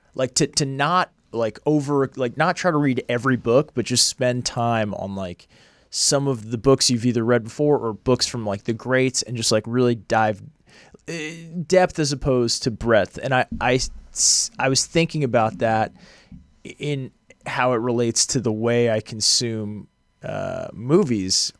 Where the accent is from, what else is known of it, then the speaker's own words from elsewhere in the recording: outside of Boston, Massachusetts, United States; moved away as an adult; also born or lived in Los Angeles, United States; I grew up outside of Boston